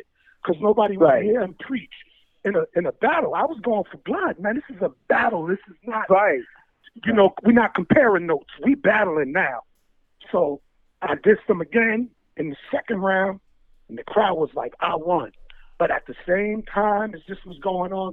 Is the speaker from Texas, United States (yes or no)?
no; New York City, New York, United States; I was from Queens